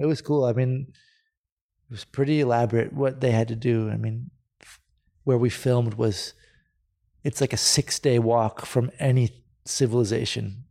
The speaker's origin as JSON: {"language": "English", "town": "Santa Cruz", "region": "California", "country": "United States", "tie": "born or raised there", "moved": "as an adult", "lives_now": "Spain", "said": "I grew up in Santa Cruz, I grew up surfing with my dad"}